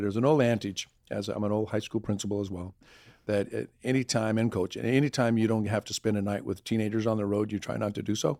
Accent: Arizona, United States; now in Louisiana, United States; I'm born and raised in Arizona, so we're used to the heat.

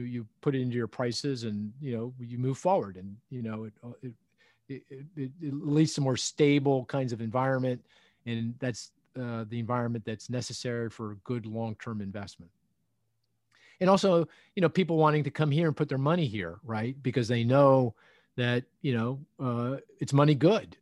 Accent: United States; I am an American

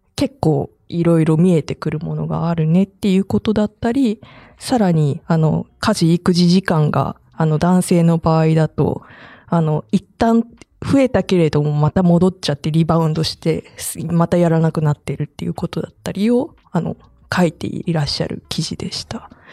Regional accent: Saitama, Japan; moved away; 私浦和から参加してたと思うんですけど実家

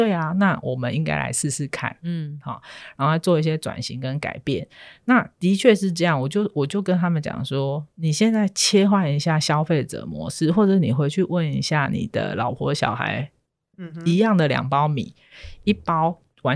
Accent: Hsinchu, Hsinchu City, Taiwan; 以我这个一个水泥丛人都市长大的小孩，我在新竹市区长大

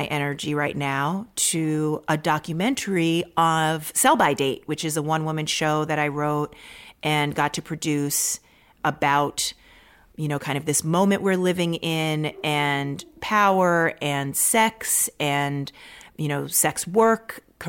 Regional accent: Maryland, United States; born there; I didn't grow up there, but my family, I was born in Maryland

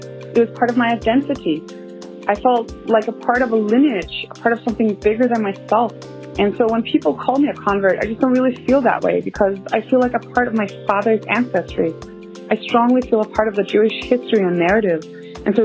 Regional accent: Denmark; my father is a very secular Jew from Israel who fell in love with my mother, a Christian from Denmark. And I grew up in Denmark, a country with a Jewish population of 0.01%. I felt Jewish, and I always had.

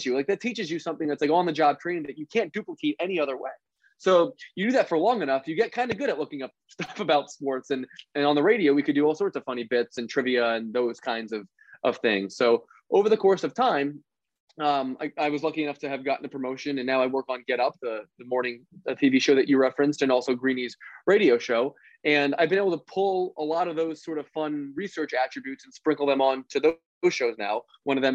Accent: Philadelphia, Pennsylvania, United States; I grew up in Philadelphia

